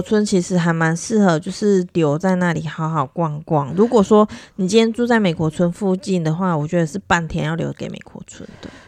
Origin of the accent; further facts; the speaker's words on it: Taiwan; 我们是台湾人嘛